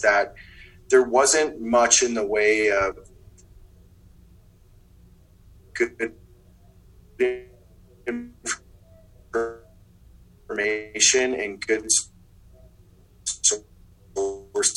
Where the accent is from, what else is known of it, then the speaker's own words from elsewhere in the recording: Wisconsin, United States; moved away as an adult; now in Colorado, United States; I'm from the Midwest originally, in Wisconsin.